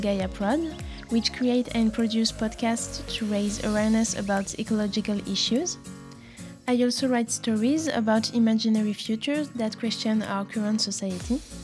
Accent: France; I'm from France

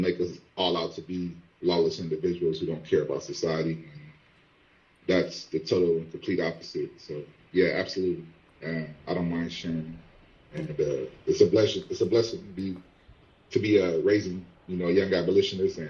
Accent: Compton, California, United States; as a child growing up in Compton, California

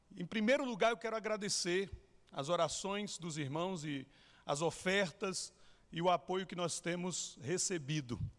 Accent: Irecê region, Bahia, Brazil; moved away as an adult; also born or lived in São Paulo / Chile; sou baiano, nascido e criado na região de Irecê, sertão da Bahia

